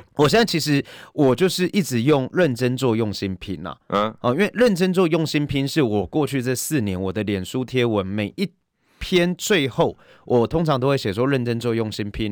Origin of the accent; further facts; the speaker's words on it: Nantou County, Taiwan; moved away; also born or lived in Taipei; 是南投人